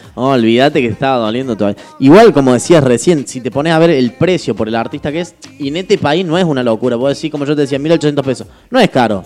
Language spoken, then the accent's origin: Spanish; Argentina; Yo nací en crisis en Argentina